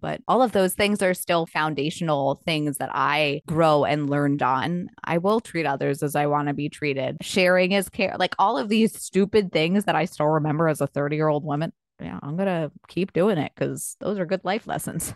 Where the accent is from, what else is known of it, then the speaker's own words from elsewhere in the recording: Long Island, New York, United States; moved away; I grew up on Long Island